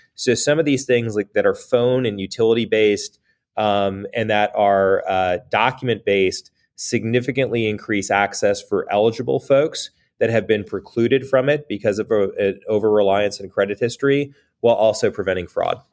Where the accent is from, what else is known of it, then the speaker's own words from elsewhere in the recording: United States; as an American